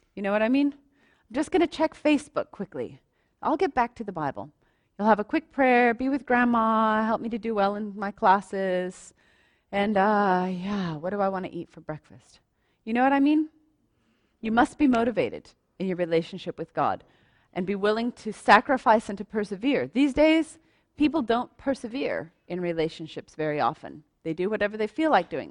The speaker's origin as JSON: {"language": "English", "country": "United States", "moved": "yes", "said": "I'm American"}